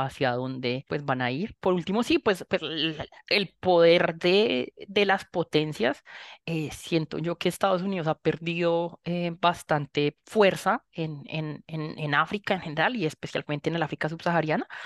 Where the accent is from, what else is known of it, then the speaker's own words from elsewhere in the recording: Colombia; como colombianos